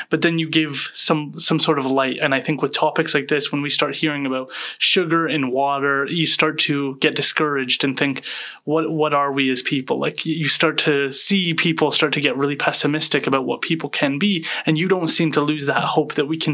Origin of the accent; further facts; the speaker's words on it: British Columbia, Canada; us as British Columbians